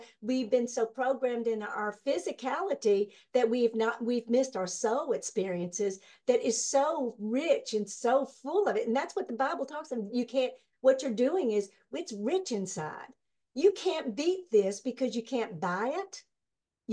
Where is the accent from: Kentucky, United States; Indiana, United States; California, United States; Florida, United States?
Kentucky, United States; I was born and raised here